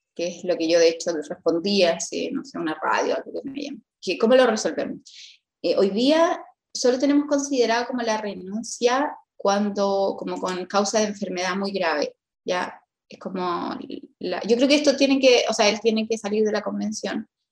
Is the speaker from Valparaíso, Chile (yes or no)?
no; Rengo, O'Higgins, Chile; also born or lived in Rosario, Chile; Yo soy de Rengo eh, y nací en Rosario, que es como una localidad muy chiquitita cerca de Rengo